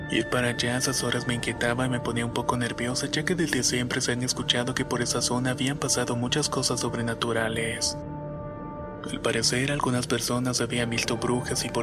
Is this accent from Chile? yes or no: no; Valles Centrales, Oaxaca, Mexico; Soy de Valle Centrales, Oaxaca